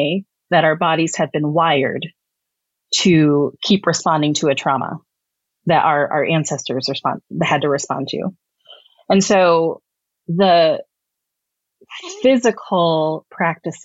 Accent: Midwest, United States; also born or lived in Texas; I was born in Texas. I grew up largely, though, in different places within the Midwest

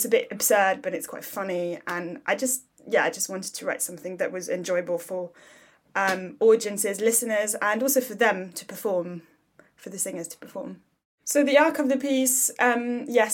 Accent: Paris, Île-de-France, France; also born or lived in South London; now in London, United Kingdom; I grew up in Paris, but I now live in South London

